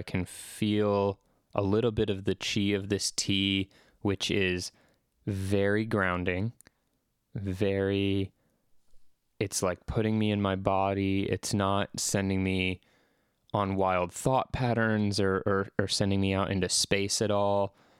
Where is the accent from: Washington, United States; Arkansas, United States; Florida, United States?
Washington, United States; Seattle; But for a while in my childhood, I grew up in Seattle. For about 4 years, I lived in Seattle, Washington.